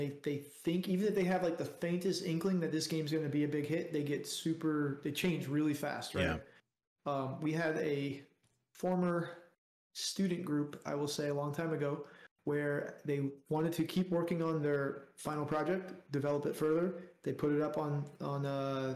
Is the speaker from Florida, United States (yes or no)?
yes; South Florida, United States; I grew up in South Florida